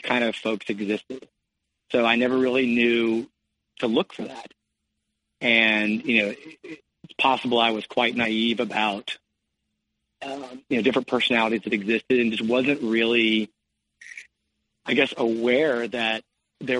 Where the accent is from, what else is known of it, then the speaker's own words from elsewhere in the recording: Cincinnati, Ohio, United States; also born or lived in California; I grew up in Cincinnati, Ohio